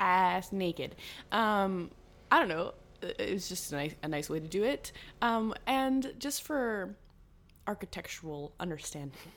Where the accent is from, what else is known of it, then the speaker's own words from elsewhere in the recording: Nova Scotia, Canada; moved away as an adult; also born or lived in Toronto; I'm a Nova Scotian girl just from the East Coast